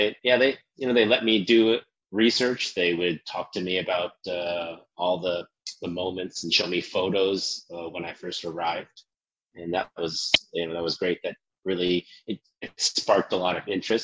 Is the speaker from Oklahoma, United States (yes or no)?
yes; Bartlesville, Oklahoma, United States; moved away as an adult; also born or lived in Seoul, South Korea; I grew up in Oklahoma, in a little town called Bartlesville